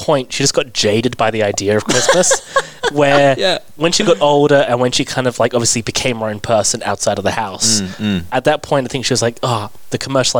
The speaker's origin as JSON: {"language": "English", "region": "England", "country": "United Kingdom", "tie": "born or raised there", "moved": "yes", "lives_now": "Australia", "said": "I grew up in England"}